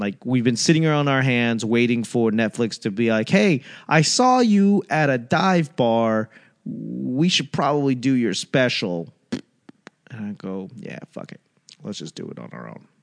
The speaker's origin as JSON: {"language": "English", "town": "Boston", "region": "Massachusetts", "country": "United States", "tie": "born or raised there", "moved": "yes", "said": "I grew up in Boston when it was like, uh, it was a shithole"}